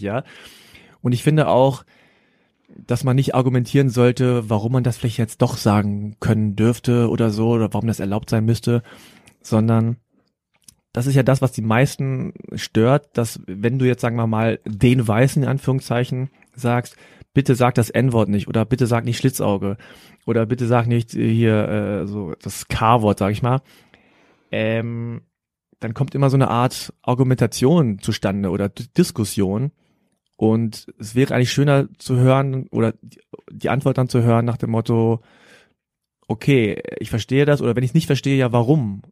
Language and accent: German; Germany; ich bin hier aufgewachsen in Deutschland und fühle mich in Deutschland natürlich heimisch